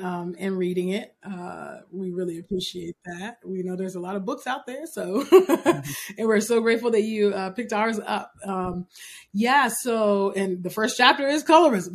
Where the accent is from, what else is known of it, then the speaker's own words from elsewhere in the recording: California, United States; being born and raised in California